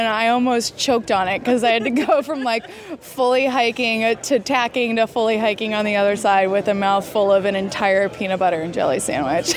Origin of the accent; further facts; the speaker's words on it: Annapolis, Maryland, United States; I'm from Annapolis, Maryland